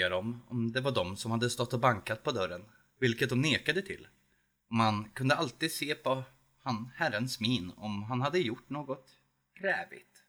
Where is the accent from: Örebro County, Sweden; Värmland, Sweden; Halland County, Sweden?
Värmland, Sweden; Edsvalla; also born or lived in Södertälje; now in Edsvalla, Sweden; Värmland, ja. Det är där jag kommer ifrån och där jag bor. Det kunde ni kanske inte ana på min röst, men eh, det kan bero på att några år bodde jag i Södertälje